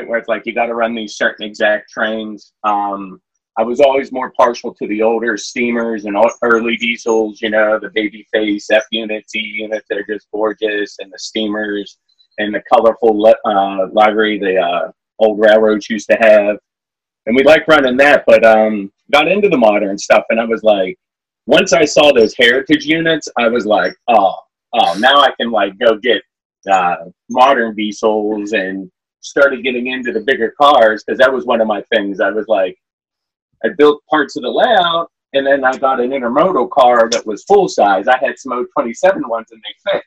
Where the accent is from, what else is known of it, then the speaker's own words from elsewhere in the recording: Pennsylvania, United States; now in Virginia, United States; growing up in Pennsylvania